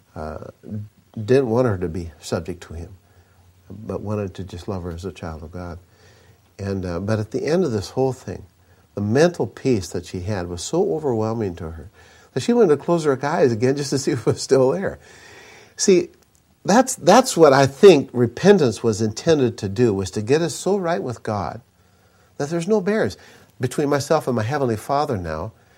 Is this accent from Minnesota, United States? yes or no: yes; Minnesota, United States; I grew up in Minnesota.